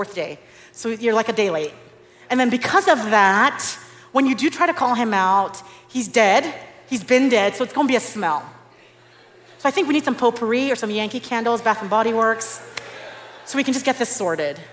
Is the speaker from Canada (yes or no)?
no; Nigeria; now in Dallas, United States; I'm Nigerian